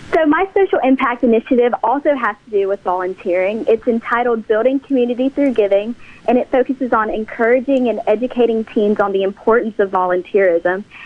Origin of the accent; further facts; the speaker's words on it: East Mississippi, United States; the East Mississippi Hub, which is a, which is a nonprofit in my hometown